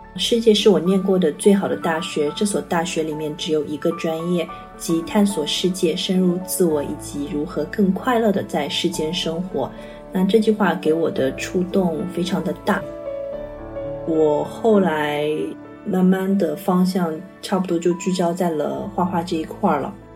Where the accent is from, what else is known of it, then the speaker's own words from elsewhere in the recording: China; 我是中国人